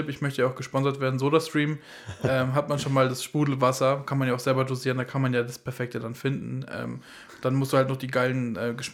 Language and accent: German; Germany; ich auch, als Deutscher brauche